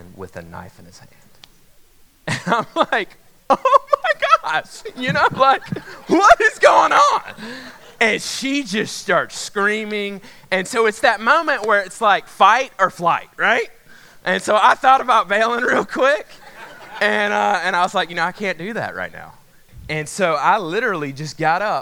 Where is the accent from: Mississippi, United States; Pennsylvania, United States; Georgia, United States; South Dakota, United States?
Georgia, United States; Macon; moved away; I grew up in Macon, Georgia